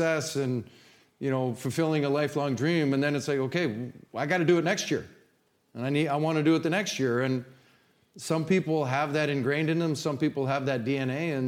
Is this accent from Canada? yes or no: yes; Canada; moved away as an adult; also born or lived in Hartford; now in St. Louis, United States; coming from nowhere, Canada. If I showed you where my hometown was, you'd go, ooh, man, that's up there.